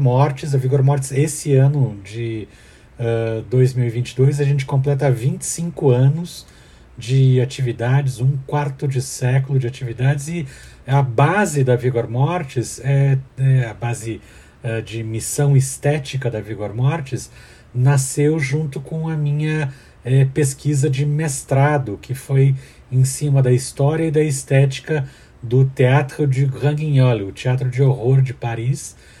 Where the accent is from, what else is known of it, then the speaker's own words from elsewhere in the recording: Curitiba, Paraná, Brazil; eu sou baseado na minha cidade natal, de Curitiba, Paraná